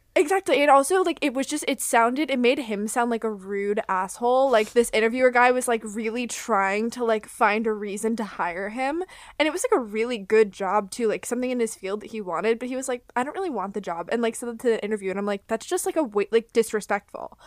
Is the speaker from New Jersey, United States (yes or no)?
no; Florida, United States; I grew up in Florida